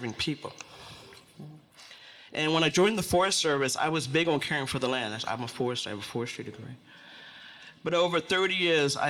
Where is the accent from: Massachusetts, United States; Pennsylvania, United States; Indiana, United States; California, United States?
Pennsylvania, United States; Philadelphia; born or raised there; moved away